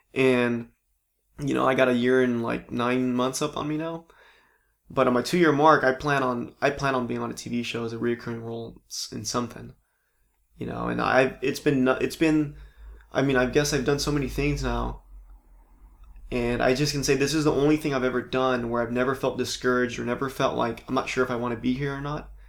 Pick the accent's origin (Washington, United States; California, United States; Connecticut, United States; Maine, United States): California, United States; Palm Springs; moved away as an adult; also born or lived in San Diego / Orange County; now in Los Angeles, United States; Born and raised in Palm Springs